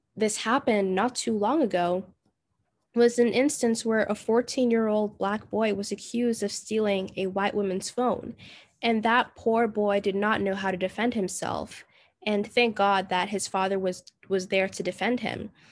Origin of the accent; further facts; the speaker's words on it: Jamaica; now in United States; I was raised in Jamaica for most of my childhood